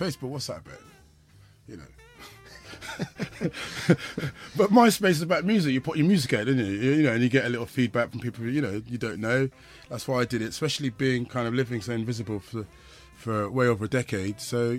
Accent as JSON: {"language": "English", "region": "South West England", "country": "United Kingdom", "said": "when I came from the West Country, I was obviously into old tunes before the term Rare Groove kind of was about."}